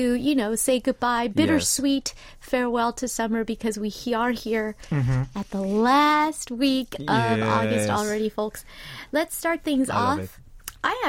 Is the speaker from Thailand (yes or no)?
no; United States; now in South Korea; I'm used to growing up in America